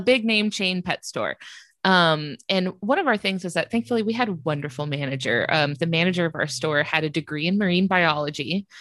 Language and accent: English; North Florida, United States; I'm from North Florida